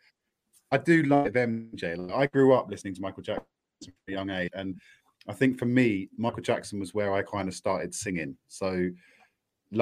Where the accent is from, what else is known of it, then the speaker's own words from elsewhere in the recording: Cambridge, East of England, United Kingdom; Actual Cambridge people don't speak like that at all. We're all a bunch of retrobates